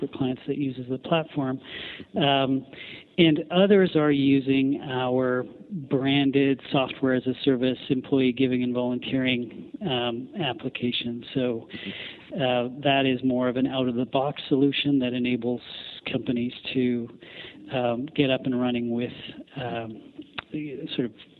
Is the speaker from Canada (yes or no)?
yes; Canada